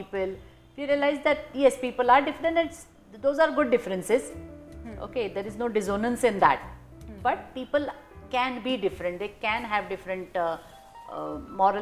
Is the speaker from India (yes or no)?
yes; India; moved away as an adult; also born or lived in Russia; Indians, and especially probably me growing up in India